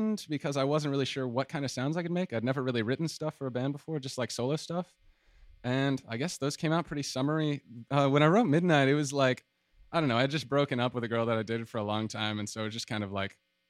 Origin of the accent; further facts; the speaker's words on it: Atlanta, Georgia, United States; moved away as an adult; now in San Marcos, United States; I'm from Atlanta, Georgia